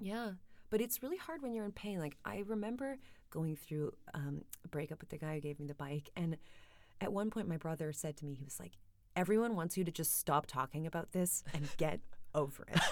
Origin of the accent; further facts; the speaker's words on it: Kitchener, Ontario, Canada; now in London, United Kingdom; I presented my Kitchener-Waterloo piece in Camden.